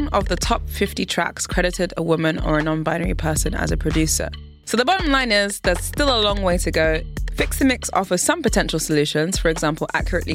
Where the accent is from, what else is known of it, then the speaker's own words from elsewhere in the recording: United Kingdom; now in Berlin, Germany; As a Brit